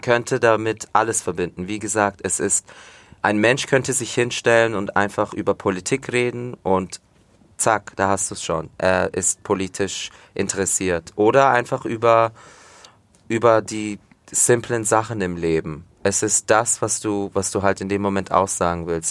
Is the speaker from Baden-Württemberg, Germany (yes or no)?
no; Fürth, Bavaria, Germany; also born or lived in village near Komotini, Greece (family origin); Fürth, ja, Schule, wie gesagt, im Fürther Krankenhaus geboren, aufgewachsen, immer noch hier wohnen